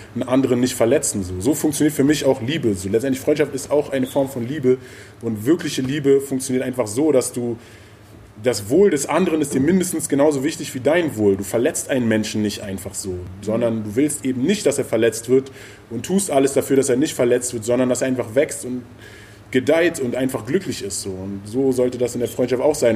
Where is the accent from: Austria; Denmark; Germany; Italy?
Germany; Berlin; ich komme auch aus Berlin, aus dieser Zeit